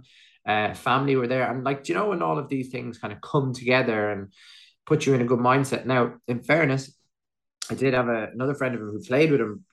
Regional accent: Athlone, Leinster, Ireland; just outside Athlone, my hometown

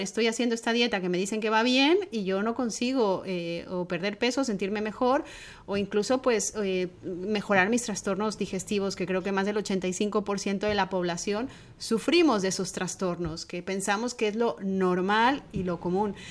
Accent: Mexico; mi tierra, la cocina mexicana

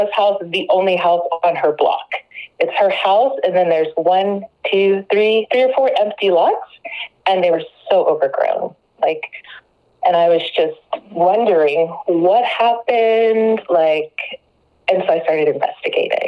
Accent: Dallas, Texas, United States; moved away as an adult; now in Corsicana, United States; I am originally from Dallas. I was born and raised in the Metroplex

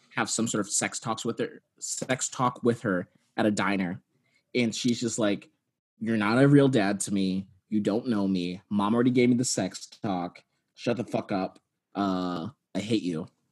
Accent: Texas, United States; I'm from Texas and did not have sex ed

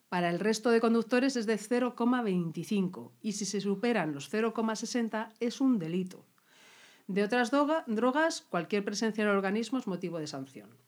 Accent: Navarre, Spain; me tomé unas cosas típicas, pues porque soy una enamorada de mi tierra. ¡Aupa Navarra!

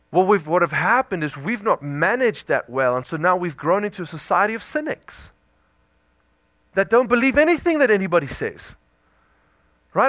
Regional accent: South Africa; moved away; I come from South Africa

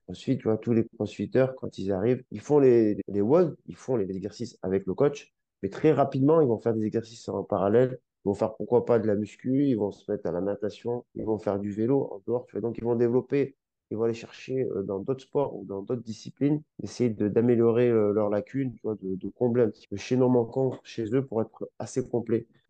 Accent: Grenoble, Auvergne-Rhône-Alpes, France; moved away; Je viens de Grenoble, là, au ski tous les hivers et mes frères faisaient du ski

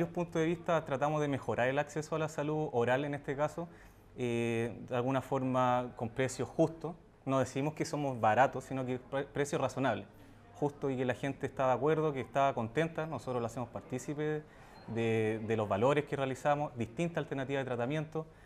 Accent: Colina, Santiago Metropolitan Region, Chile; Toda la vida viví en Colina, mi familia vive allá, así que es eh, mi nicho y de ahí yo no me voy.

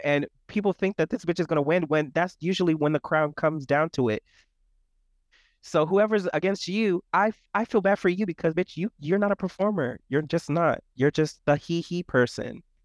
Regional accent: Florida, United States; I'm from Florida

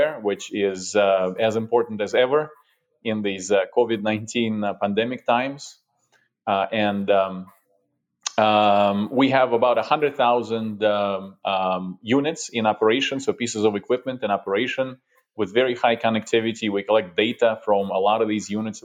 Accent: Russia; also born or lived in Europe; now in United States; I'm originally from Russia

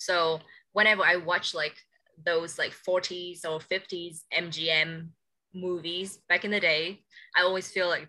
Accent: Hanoi, Vietnam; But growing up in Hanoi, I feel we are still like one of the main cities in Vietnam, but we take things a bit slower.

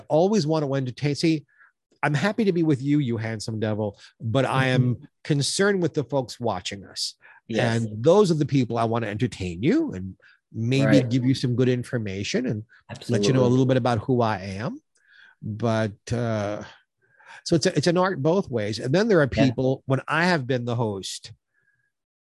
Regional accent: New York, United States; moved away; I'm from New York originally

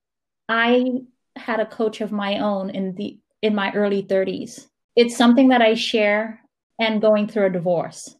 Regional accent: St. Lucia; I'm from St. Lucia

